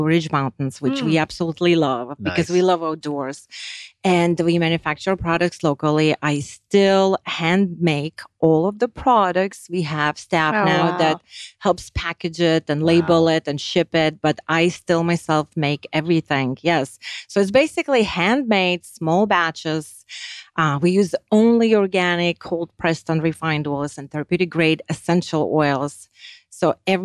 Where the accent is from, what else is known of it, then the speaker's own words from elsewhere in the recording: Lithuania; now in United States; I grew up and I was raised and born in Lithuania. Once we moved to United States